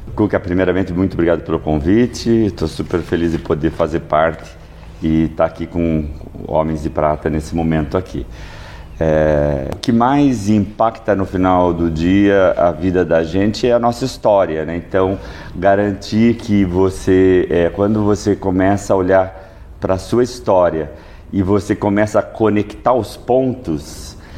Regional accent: Sorocaba, São Paulo, Brazil; eu sou de Sorocaba.

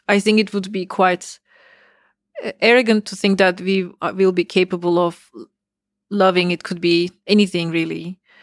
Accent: Istanbul, Turkey; moved away as an adult; now in United States; I, uh, was born in Istanbul. So I grew up in Turkey

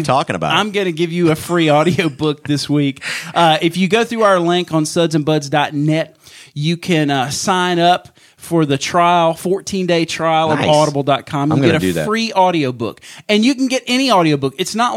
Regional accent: Mississippi, United States; I'm from Mississippi

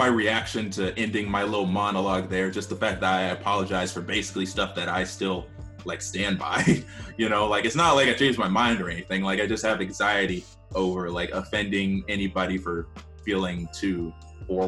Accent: United States; I'm African American

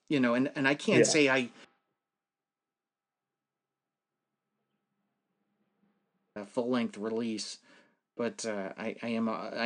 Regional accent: New England, United States; I am also from New England

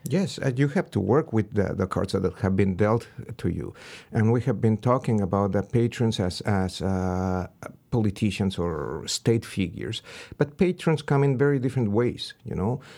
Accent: Pachuca, Hidalgo, Mexico; moved away as an adult; also born or lived in Berkeley; Pachuca, my hometown

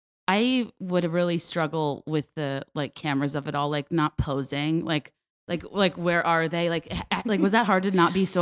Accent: Virginia, United States

